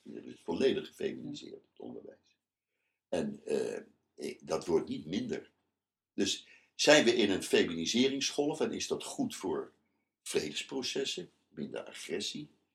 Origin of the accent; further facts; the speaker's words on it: The Hague, South Holland, Netherlands; moved away as an adult; also born or lived in Amsterdam; Ik ben eh, geboren in Den Haag. Ik heb daar alle middelbare school en basisschool